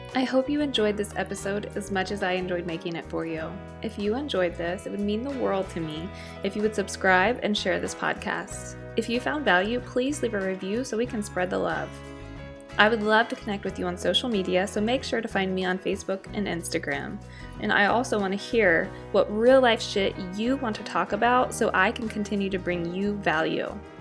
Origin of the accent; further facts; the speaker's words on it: Midwest, United States; I'm from the Midwest